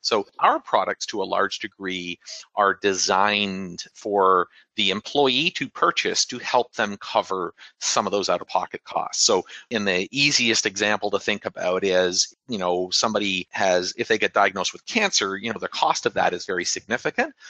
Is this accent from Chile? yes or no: no; Canada; moved away as an adult; now in United States; not being from here in the US, but, you know, having sort of the government provided healthcare that we have in Canada